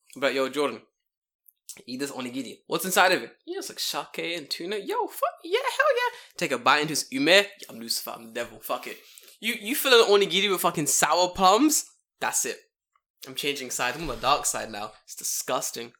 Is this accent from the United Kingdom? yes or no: yes; England, United Kingdom; moved away as an adult; now in Japan; I'm English